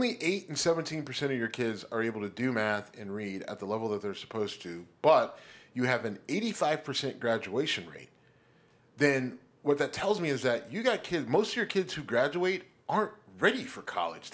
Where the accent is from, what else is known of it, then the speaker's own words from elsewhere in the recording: Youngstown, Ohio, United States; my hometown, Youngstown